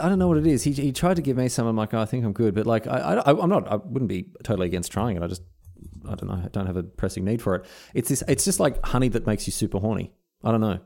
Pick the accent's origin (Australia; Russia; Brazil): Australia; as an Australian